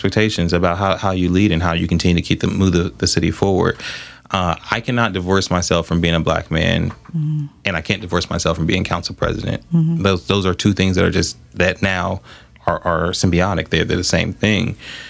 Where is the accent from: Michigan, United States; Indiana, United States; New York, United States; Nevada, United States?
Michigan, United States; Southfield; Because at the end of the day, like, I grew up in Southfield.